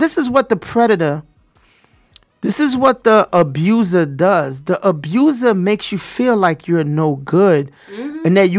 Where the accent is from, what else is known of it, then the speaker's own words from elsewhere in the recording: New York, United States; moved away; also born or lived in Florida; I grew up in New York, Brooklyn, East New York, Brownsville.